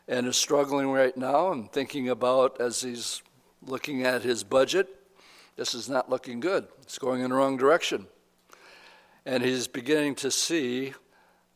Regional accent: United States; We are American Christians

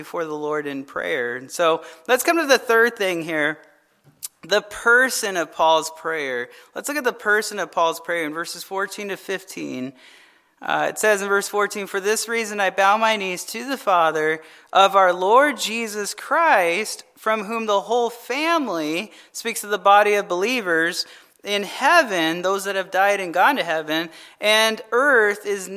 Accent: Arizona, United States; I'm from Arizona

